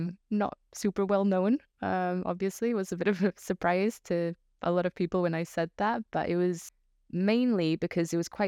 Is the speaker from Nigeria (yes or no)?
no; Portugal; first language Portuguese; English is a second language; moved away as an adult; now in United Kingdom; if you think I grew up speaking mostly in Portuguese, my English wasn't necessarily where it is today. So I would only speak in English with my dad when I was back home